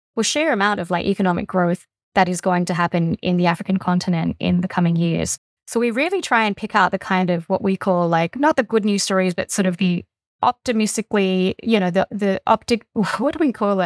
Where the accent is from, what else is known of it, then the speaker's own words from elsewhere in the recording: Fujian, China; now in Australia; I come from sort of Southeast China, where the province of Fujian, which is directly opposite Taiwan